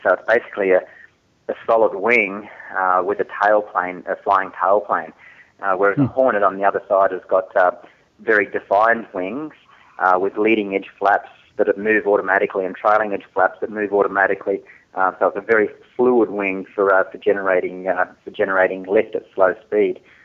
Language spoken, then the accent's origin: English; Newcastle, New South Wales, Australia; I grew up in Newcastle